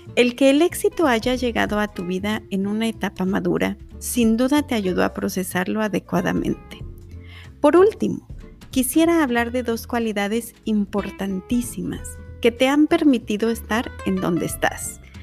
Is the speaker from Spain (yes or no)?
no; Mexico; Nayana y yo somos mexicanas